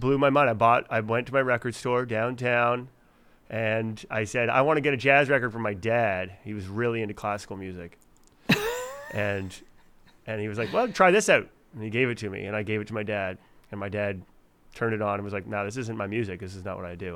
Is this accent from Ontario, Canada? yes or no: no; Fredericton, New Brunswick, Canada; moved away; my hometown of Fredericton